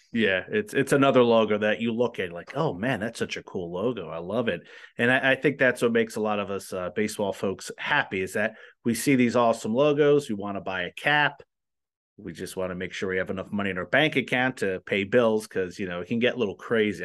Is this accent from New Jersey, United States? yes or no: yes; New Jersey, United States; now in Omaha, United States; I'm from New Jersey